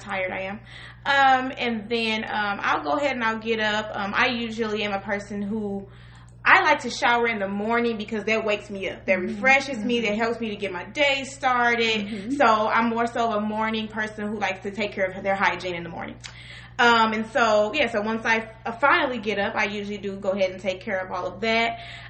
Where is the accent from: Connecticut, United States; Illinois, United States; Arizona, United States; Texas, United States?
Illinois, United States; Collinsville; I am from Southern Illinois, more so around the Collinsville, East St. Louis area